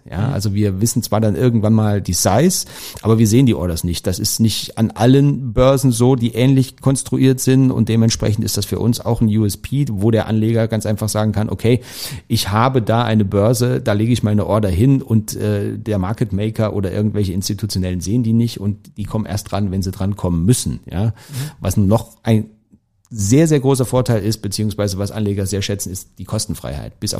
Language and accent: German; Thuringia, Germany; ich bin aufgewachsen in Thüringen, damals noch DDR